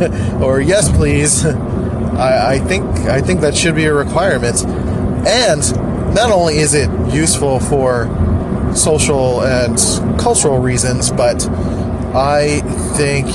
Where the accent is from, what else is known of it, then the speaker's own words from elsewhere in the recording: Philadelphia, Pennsylvania, United States; accent: nasally; I'm from Philly, so everyone sounds like nasally and annoying, including me sometimes